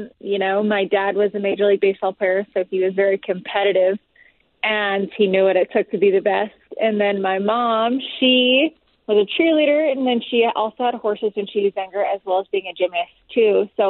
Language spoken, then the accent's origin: English; California, United States; I was born in California.